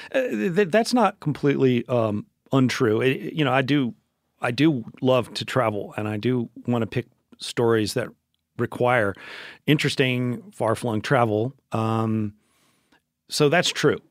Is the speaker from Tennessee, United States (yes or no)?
yes; Memphis, Tennessee, United States; Memphis, which is where I grew up, born and raised in Memphis